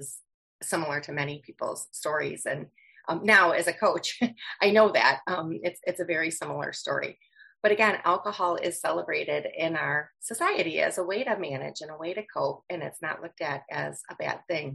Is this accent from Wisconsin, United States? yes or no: yes; Wisconsin, United States; I'm from Wisconsin